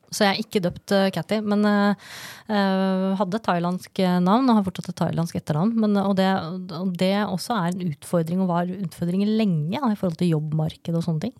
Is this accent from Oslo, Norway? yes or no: no; Lørenskog, Akershus, Norway; also born or lived in Brønnøysund; jeg flytta til Lørenskog som niåring